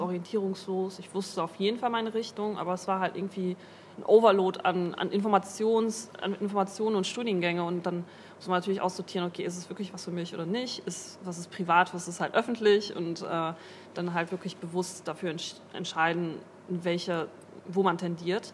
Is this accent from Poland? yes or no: no; Duisburg, North Rhine-Westphalia, Germany; moved away as an adult; also born or lived in Moers; now in Bremen, Germany; ich komme eigentlich aus Mörser, also ich bin halt ähm, sehr viel in Duisburg gewesen und bin halt quasi auch in Duisburg aufgewachsen